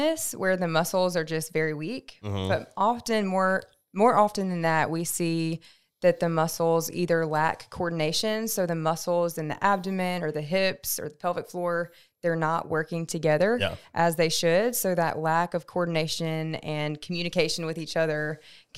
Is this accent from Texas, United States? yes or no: no; Memphis, Tennessee, United States; also born or lived in Mississippi; I'm from Memphis, Tennessee.